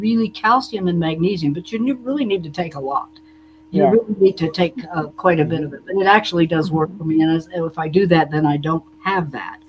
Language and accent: English; Bloomsburg, Pennsylvania, United States; moved away; also born or lived in Nashville; I did grow up in Pennsylvania